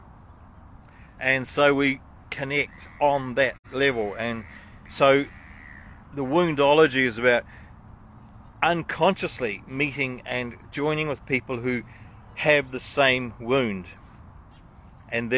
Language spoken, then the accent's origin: English; New Zealand; as a Kiwi